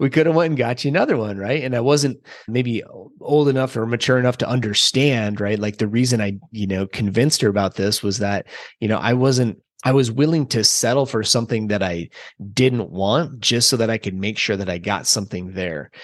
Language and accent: English; central Minnesota, United States; I grew up in Minnesota, central Minnesota, about, I don't know, four hours or so south of the Canadian border